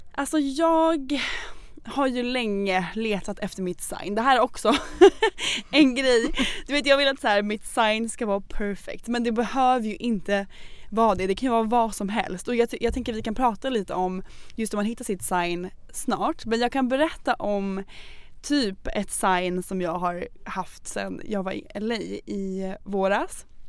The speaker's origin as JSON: {"language": "Swedish", "town": "Norrköping", "region": "Östergötland", "country": "Sweden", "moved": "yes", "said": "var jag hemma i Norrköping och hälsade på min familj"}